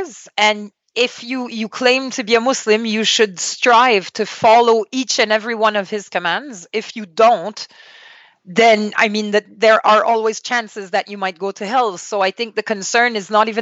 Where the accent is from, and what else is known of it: Canada; first language French; English is a second language; moved away as an adult; also born or lived in Saskatchewan, Canada / Libya